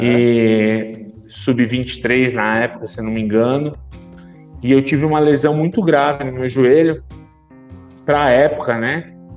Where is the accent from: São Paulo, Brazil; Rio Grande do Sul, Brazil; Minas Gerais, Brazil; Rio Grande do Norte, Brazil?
São Paulo, Brazil; São Caetano do Sul; moved away as an adult; also born or lived in Rio de Janeiro; eu voltei à minha cidade natal, eu moro em São Caetano do Sul, São Paulo